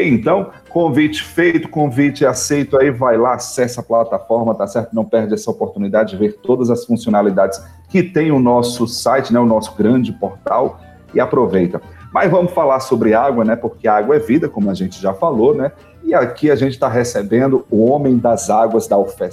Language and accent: Portuguese; Northeast Region, Brazil; nós somos nordestinos, né? Somos do semiárido